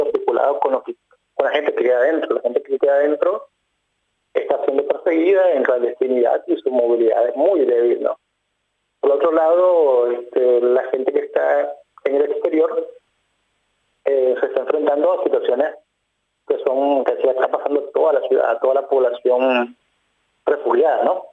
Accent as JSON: {"language": "Spanish", "region": "León", "country": "Nicaragua", "said": "yo soy del lado de León, que estoy viviendo"}